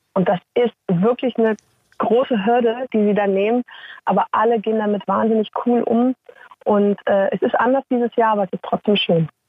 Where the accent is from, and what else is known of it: Saxony, Germany; accent: Saxon